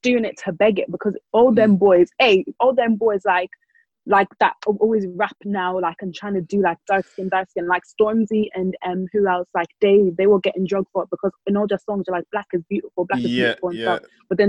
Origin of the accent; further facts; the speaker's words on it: Ireland; cause obviously I grew up in Ireland